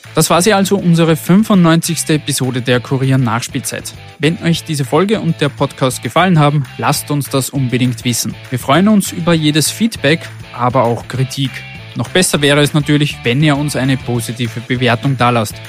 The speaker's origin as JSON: {"language": "German", "country": "Austria", "said": "bei uns in Österreich"}